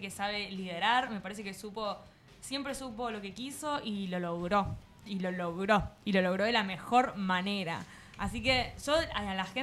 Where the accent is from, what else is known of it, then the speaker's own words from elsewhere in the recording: Santa Fe, Argentina; Yo soy de Santa Fe.